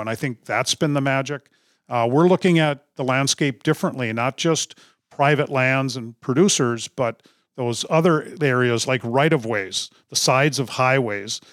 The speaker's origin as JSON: {"language": "English", "town": "Duluth", "region": "Minnesota", "country": "United States", "tie": "born or raised there", "said": "I'm originally from Duluth, Minnesota, grew up grouse hunting"}